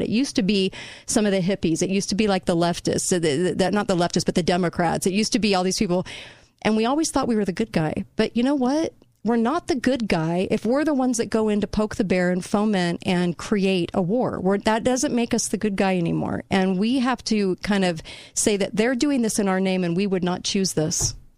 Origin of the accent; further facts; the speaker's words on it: United States; I'm an American